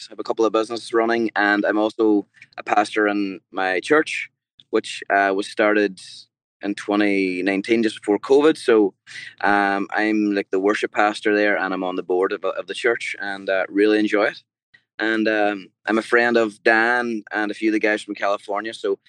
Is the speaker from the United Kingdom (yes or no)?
no; Ireland